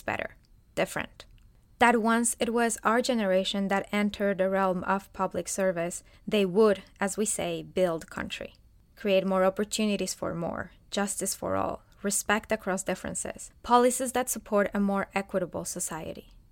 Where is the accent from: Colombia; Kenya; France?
Colombia; moved away as an adult; now in United States; I am originally from Colombia, a beautiful country in South America